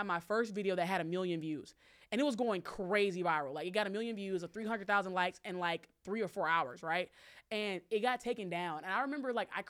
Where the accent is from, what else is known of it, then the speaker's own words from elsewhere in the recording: Alabama, United States; moved away; back in my hometown, this was in Alabama